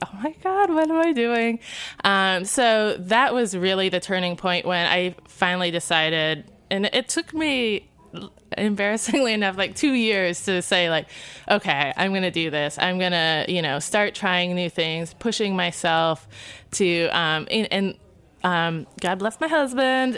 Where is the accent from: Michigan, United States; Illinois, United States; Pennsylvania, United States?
Michigan, United States; Niles; moved away; also born or lived in Kalamazoo, Michigan; I'm from Niles. Uh, went to school in Kalamazoo